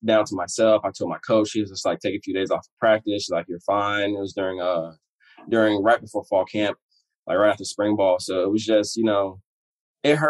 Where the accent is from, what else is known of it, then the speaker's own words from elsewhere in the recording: Florida, United States; moved away as an adult; now in Washington, United States; I'm from Florida.